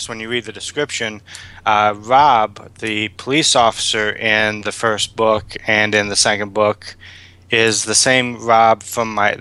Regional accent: Illinois, United States; now in Wisconsin, United States; I am from Illinois

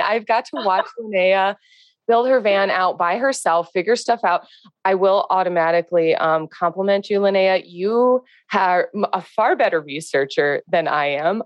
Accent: Northwest Indiana, United States; I'm from Northwest Indiana

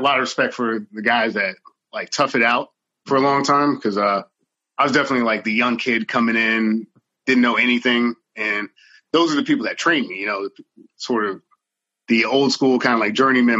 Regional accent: Maryland, United States; moved away as an adult; also born or lived in New Jersey / Washington, D.C.; But I'm originally from Maryland.

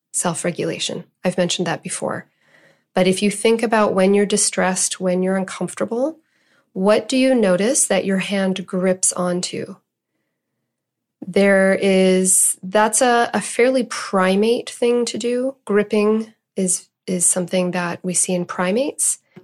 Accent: Canada; I'm Canadian

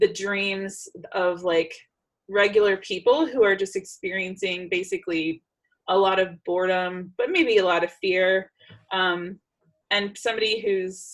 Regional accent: United States; moved away as an adult; now in Czech Republic; move back to the United States

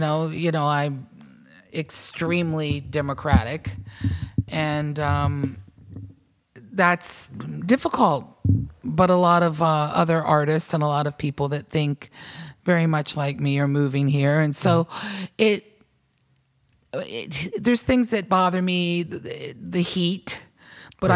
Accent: Virginia, United States; moved away; also born or lived in New York / Portland, Maine / Nashville; I was born and raised in Virginia, summers in North Carolina

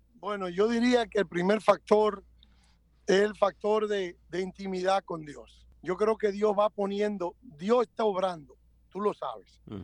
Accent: Dominican Republic; now in United States; yo soy dominicano, hablo español y soy americano

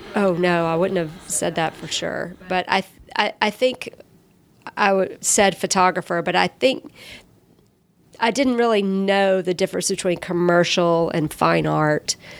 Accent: Columbus, United States; now in Atlanta, United States; there weren't really great art classes when I was growing up in Columbus

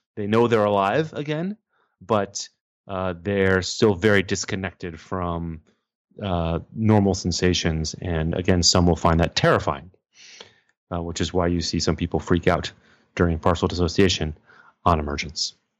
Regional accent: Texas, United States; moved away as an adult; now in New York City, United States; I am from Texas, but, um, I live and work in New York City

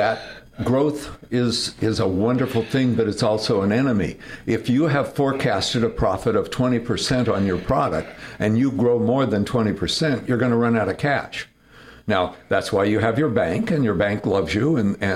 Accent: Fresno, California, United States; also born or lived in Sonora, California; I was born in Sonora, California, raised in Fresno, California.

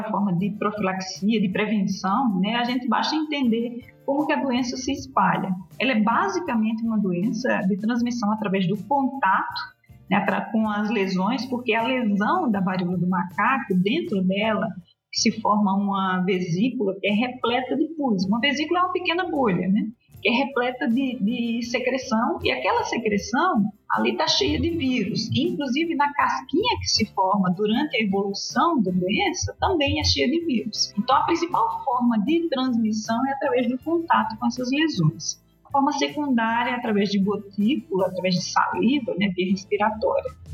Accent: Paraíba, Brazil; moved away as an adult; now in Brasília, Brazil; eu sou infectologista, é, nascida e criada lá na Paraíba

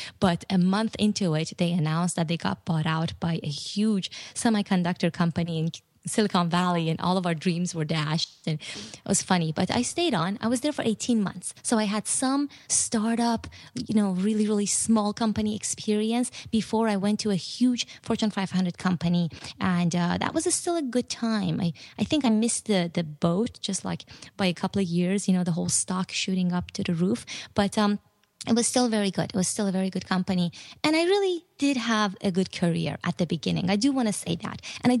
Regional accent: Iran; now in United States; And I didn't really want to tell them I was from Iran.

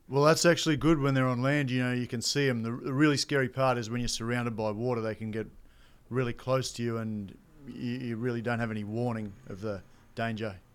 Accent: Australia; I grew up in Outback, Australia

